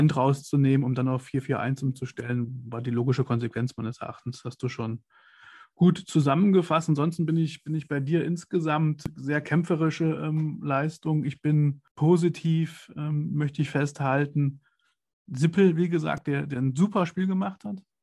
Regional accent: Kassel, Hesse, Germany; ich komme nicht gebürtig aus, aus Mönchengladbach, ich komme aus Kassel. Das ist in Nordhessen

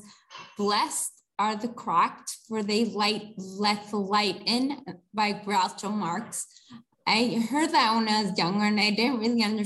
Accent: New Jersey, United States; moved away as an adult; now in India; I was born and brought up on the East Coast of the United States, specifically New Jersey. I moved to India when I was 30 years old

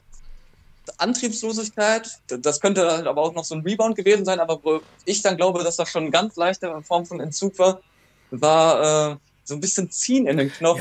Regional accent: Ruhr area, North Rhine-Westphalia, Germany; meiner Heimatstadt also angekommen, im Ruhrgebiet

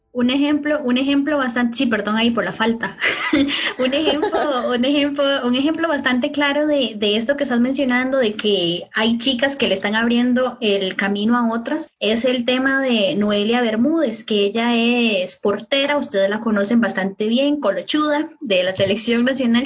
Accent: Costa Rica

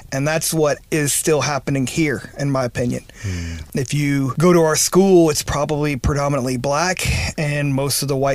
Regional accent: Memphis, Tennessee, United States; also born or lived in Missouri / Sacramento, California; I was born in Missouri. My parents were divorced, so I got to bounce around a little bit. So I uh, I claim Memphis probably more home, but I went to high school in Sacramento, California.

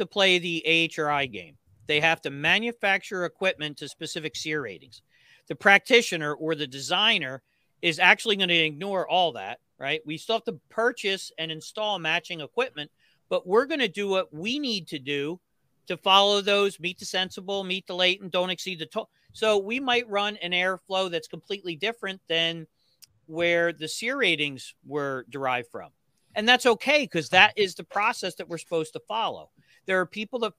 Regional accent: New Jersey, United States; I'm from New Jersey.

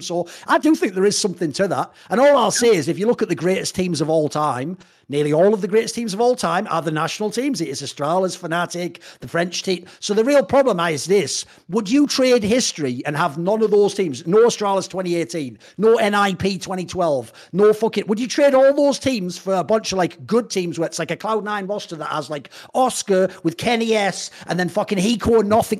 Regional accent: United Kingdom; now in Netherlands; I'm British

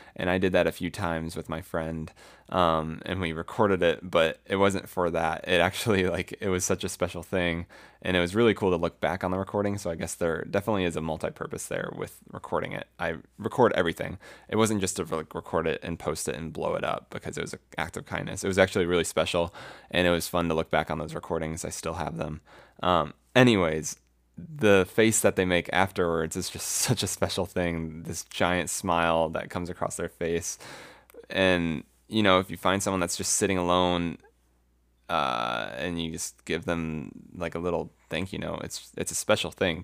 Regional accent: Florida, United States; moved away; also born or lived in Colorado; I'm from Florida

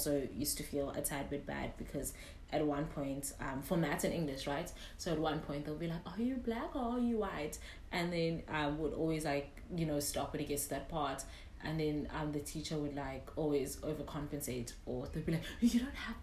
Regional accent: South Africa; We're from South Africa. We're from Africa

